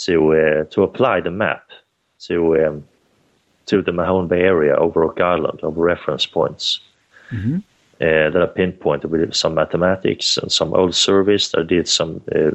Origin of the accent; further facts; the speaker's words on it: Sweden; I'm one person from Sweden.